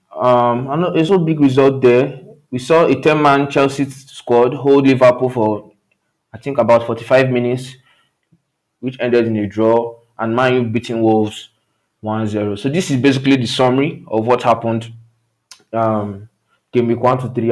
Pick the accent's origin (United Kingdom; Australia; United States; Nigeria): Nigeria; I come from Nigeria